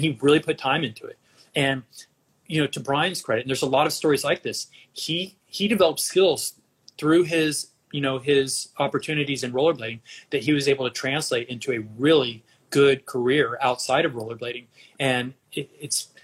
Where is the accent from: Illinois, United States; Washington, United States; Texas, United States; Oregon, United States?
Texas, United States; Dallas; moved away as an adult; also born or lived in Austin, Texas / California; I grew up in Dallas with liberal parents